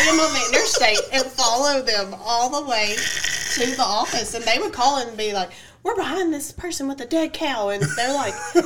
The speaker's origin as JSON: {"language": "English", "area": "Cheatham County", "region": "Tennessee", "country": "United States", "tie": "born or raised there", "said": "I'm from Cheatham County"}